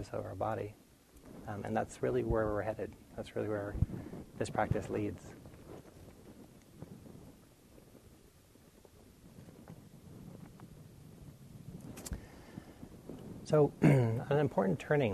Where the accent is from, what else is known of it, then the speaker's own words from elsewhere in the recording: near Boston, Massachusetts, United States; when I was young, I grew up near Boston